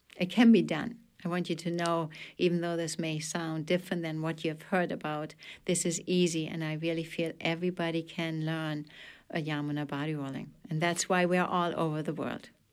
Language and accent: English; Germany; accent: German; English is a second language; now in Belfast, United States; especially to my home country, and teach it in Germany